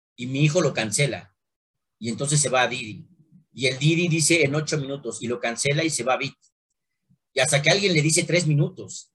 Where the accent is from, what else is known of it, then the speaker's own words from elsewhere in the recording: Mexico; soy mexicano y amo mi país